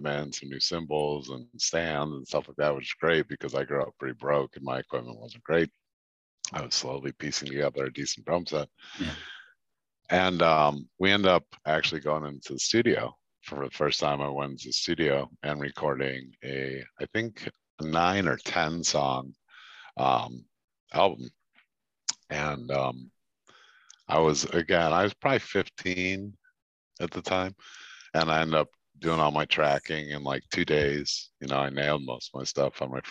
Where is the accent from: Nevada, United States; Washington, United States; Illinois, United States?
Illinois, United States; Chicago; moved away as an adult; now in Baltimore, United States; I'm from Chicago, Illinois